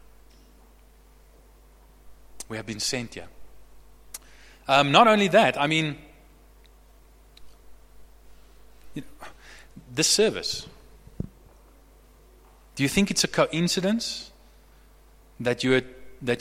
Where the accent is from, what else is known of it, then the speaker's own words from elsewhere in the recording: Bloemfontein, Free State, South Africa; also born or lived in Somerset West / Stellenbosch / Franschhoek; now in Johannesburg, South Africa; I was raised in Bloemfontein